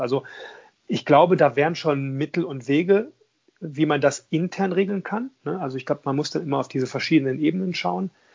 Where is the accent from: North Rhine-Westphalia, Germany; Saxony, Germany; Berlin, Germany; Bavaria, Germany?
North Rhine-Westphalia, Germany; Düsseldorf; ich komme ja aus Düsseldorf